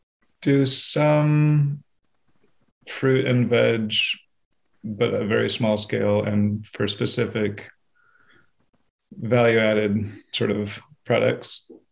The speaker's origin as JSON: {"language": "English", "town": "Seattle", "region": "Washington", "country": "United States", "tie": "born or raised there", "moved": "yes", "lives_now": "Vermont, United States", "said": "So I grew up in Washington State, yeah. In Seattle and up near Mount Baker on a farm when I was very young and didn't have to do any farm work."}